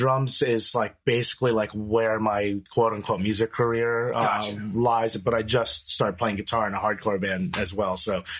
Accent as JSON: {"language": "English", "town": "Manhasset", "region": "New York", "country": "United States", "tie": "born or raised there", "said": "I grew up in Manhasset, which is a town in Long Island."}